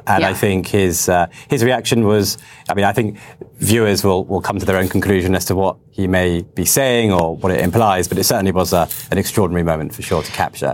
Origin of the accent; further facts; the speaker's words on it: United Kingdom; I'm a British filmmaker